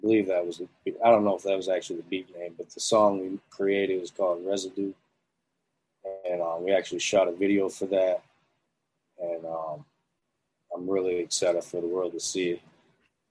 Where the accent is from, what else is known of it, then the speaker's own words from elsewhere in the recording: Syracuse, New York, United States; I'm from upstate. I grew up in Syracuse.